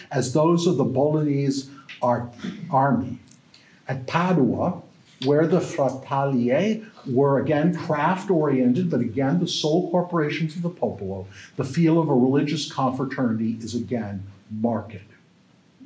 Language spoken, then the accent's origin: English; United States; now in Canada; I'm an American